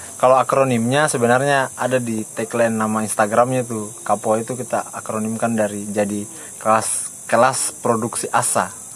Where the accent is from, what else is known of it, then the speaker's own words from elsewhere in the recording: Baubau, Southeast Sulawesi, Indonesia; saya juga orang Bau-Bau, orang tua asli Bau-Bau, tinggal di Lamangga